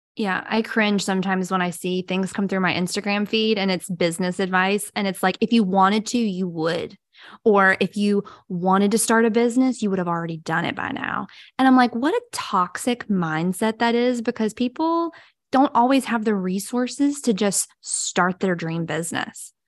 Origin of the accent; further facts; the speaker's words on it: Brewton, Alabama, United States; now in Mobile, United States; I'm originally from a little town called Bruton, Alabama, but now I have lived in Mobile, Alabama